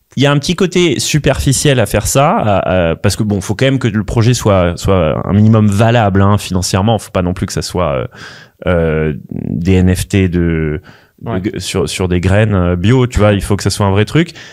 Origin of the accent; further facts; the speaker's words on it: Paris, Île-de-France, France; also born or lived in London; je, je, viens quand même de Paris, j'ai fait HEC